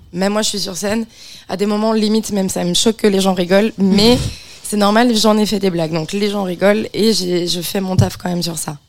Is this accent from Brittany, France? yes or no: no; Beaujolais, Auvergne-Rhône-Alpes, France; moved away; je viens de la campagne profonde, mm. profonde, hein, du, du, milieu du Beaujolais